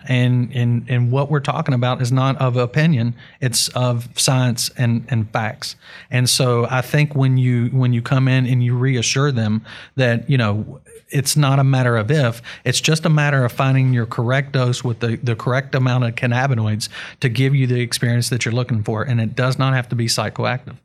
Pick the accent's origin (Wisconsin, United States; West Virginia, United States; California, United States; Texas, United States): West Virginia, United States; We are from West Virginia